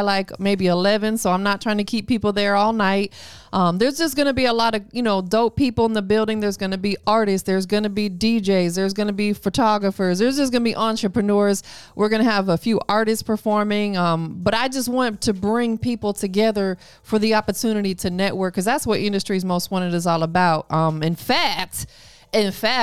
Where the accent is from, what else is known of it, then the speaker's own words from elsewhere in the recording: Tampa, Florida, United States; now in Atlanta, United States; I'm from Tampa, Florida, but you know, I'm an ATLian now.